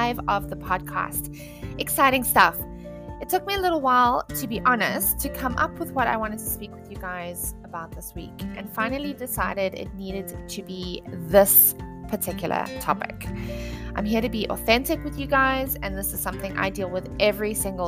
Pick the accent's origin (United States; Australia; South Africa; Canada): South Africa; moved away; I grew up in South Africa.